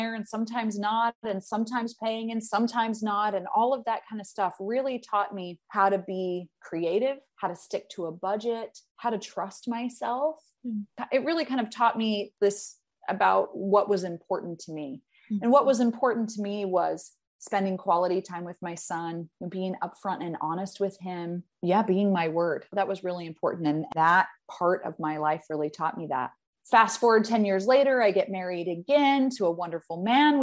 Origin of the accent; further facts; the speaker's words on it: Salt Lake City, Utah, United States; I grew up in Salt Lake City, Utah, in a Mormon household